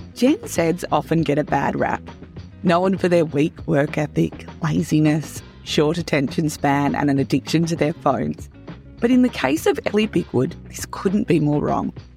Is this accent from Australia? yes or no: yes; Great Southern region, Western Australia, Australia; as a fellow Great Southern region girl